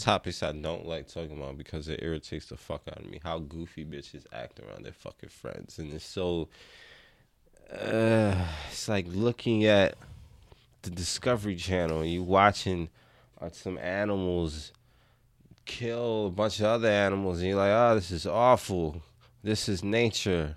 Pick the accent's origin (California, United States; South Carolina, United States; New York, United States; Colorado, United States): New York, United States; New York City; I grew up in the Bronx